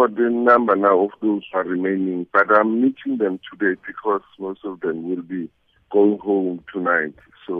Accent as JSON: {"language": "English", "country": "South Africa", "moved": "yes", "lives_now": "Nigeria", "said": "he thanked us as South African for assisting."}